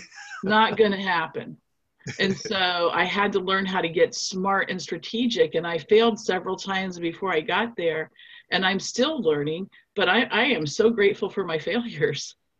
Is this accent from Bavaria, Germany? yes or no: yes; Nuremberg, Bavaria, Germany; now in United States; I'm actually from Nuremberg, Germany. So you know, we Germans we have a strong work ethic